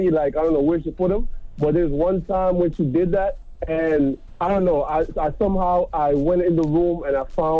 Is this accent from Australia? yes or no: no; Jamaica; Yeah, I'm Jamaican